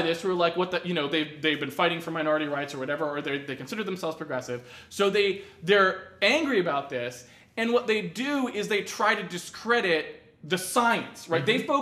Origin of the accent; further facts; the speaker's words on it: New England, United States; I grew up in New England